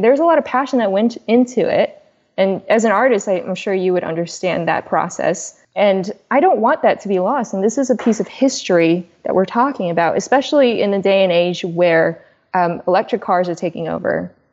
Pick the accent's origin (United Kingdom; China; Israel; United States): China; moved away; I'm an immigrant from China.